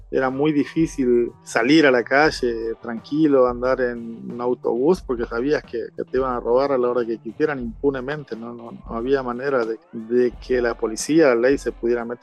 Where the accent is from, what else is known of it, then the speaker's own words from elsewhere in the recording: Argentina; now in El Salvador; lógicamente yo como, como argentino tengo que ser un embajador de mi país y tratar de, cultivar buenas costumbres y las amistades, ¿verdad?